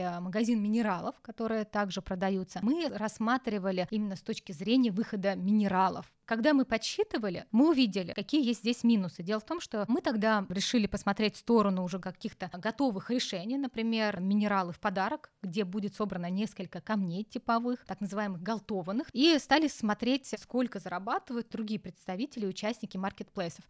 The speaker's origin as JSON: {"language": "Russian", "region": "Urals", "country": "Russia", "tie": "born or raised there", "said": "я родилась на Урале. Там такая самоцветная полоса у нас"}